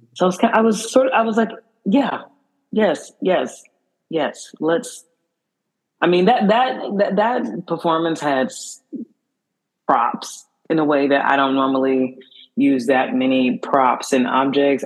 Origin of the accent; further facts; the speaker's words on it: Houston, Texas, United States; now in New York, United States; I'm from the South. I'm from Houston, so um, I'm on the Gulf